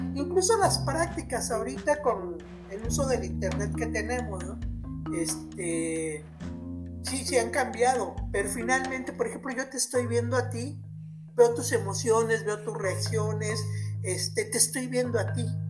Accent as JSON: {"language": "Spanish", "country": "Mexico", "said": "soy mexicana porque nací en México"}